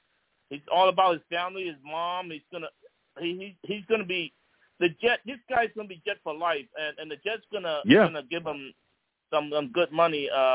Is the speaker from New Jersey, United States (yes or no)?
no; New York City, New York, United States; now in Dallas area, United States; I grew up in the Bronx. I live in about 20 miles east of Dallas right now.